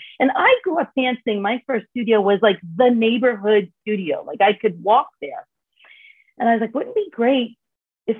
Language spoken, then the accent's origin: English; New York City, New York, United States; now in Lighthouse Point, United States; I grew up dancing in Brooklyn, New York, and then in Manhattan after